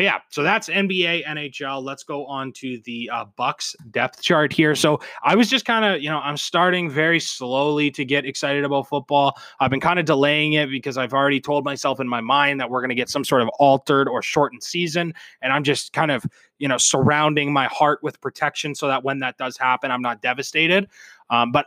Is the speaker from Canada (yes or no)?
yes; Canada; I'm Canadian